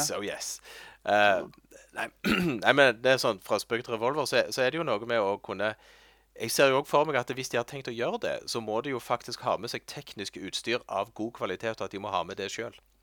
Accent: Norway; Jeg er norsk. Jeg kan norsk.

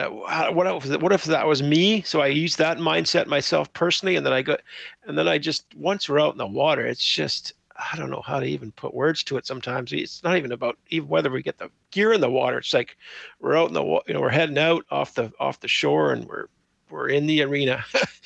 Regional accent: Victoria, British Columbia, Canada; now in Nanaimo, Canada; I grew up in Victoria

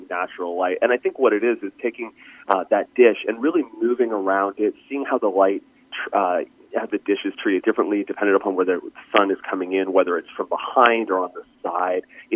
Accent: east coast of Canada, Atlantic Canada, Canada; I grew up in Canada, on the east coast of Canada, and we grew up basically about 20 minutes away from the ocean

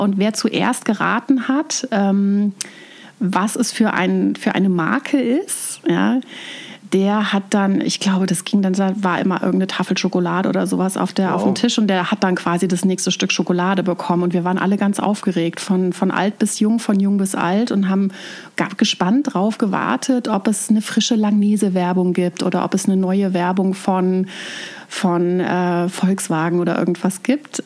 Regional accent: Germany; accent: Palatinate German (Pfälzisch); now in Bavaria, Germany; Ich komme aus äh, der Mitte Deutschlands, aus dem Raum Mainz, Frankfurt, ähm, aus einer Weinregion

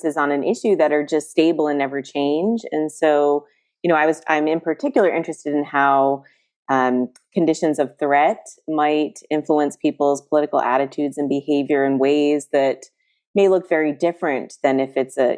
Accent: East Coast, United States; moved away; I'm from the East Coast

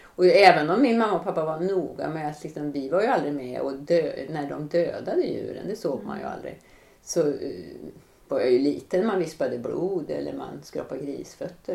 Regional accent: Kovland, Västernorrland County, Sweden; now in Gothenburg, Sweden; utan jag bor i Göteborg och jag är uppväxt utanför Sundsvall

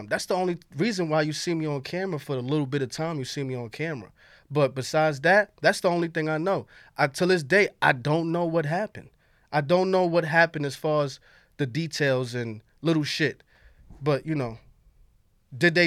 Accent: New York City, New York, United States; I'm from Harlem

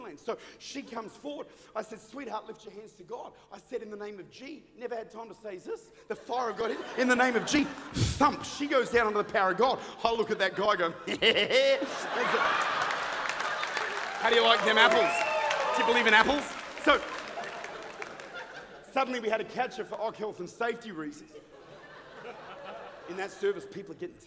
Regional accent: Australia; I'm Australian

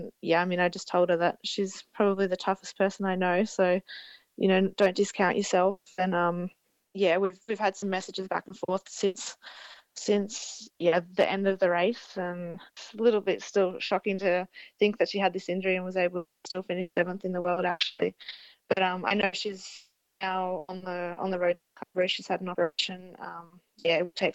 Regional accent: Australia; as an Australian rider

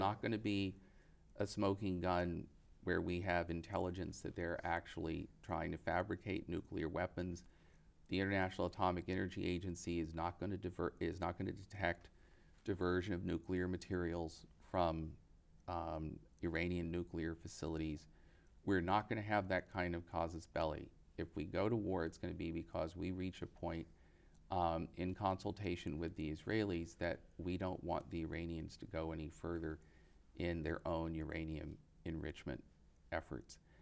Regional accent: United States; as an American

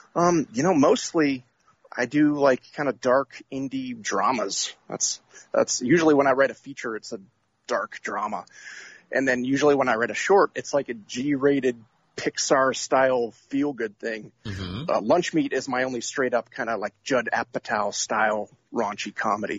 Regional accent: Atlanta, Georgia, United States; I'm from Atlanta, Georgia, but right now I am in Cape Cod, Massachusetts.

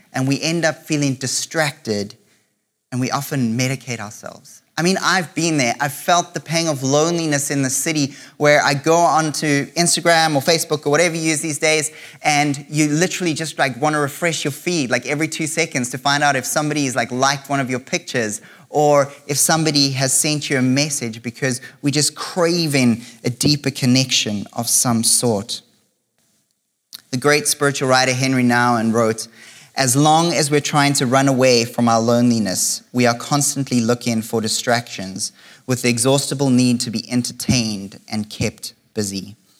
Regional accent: South Africa; now in Canada; for most of my life, I've lived in South Africa

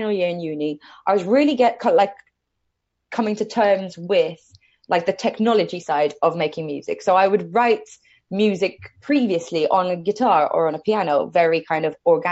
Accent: Malta; moved away as an adult; now in United Kingdom; So I moved over to the UK from Malta, which is where I grew up.

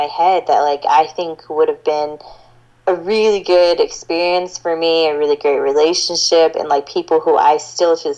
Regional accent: South Georgia, United States; I grew up in South Georgia

